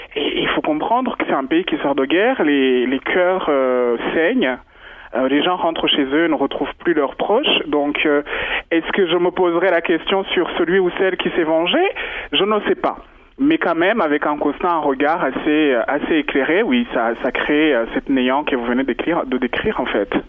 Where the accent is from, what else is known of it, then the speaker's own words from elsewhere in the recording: Rwanda; moved away; Tant que Rwandais, on est tous mélangés d'une part ou d'une autre